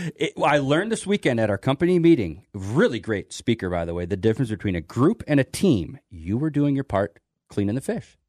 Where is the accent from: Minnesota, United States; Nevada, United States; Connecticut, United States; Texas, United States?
Minnesota, United States; Winona; growing up in Winona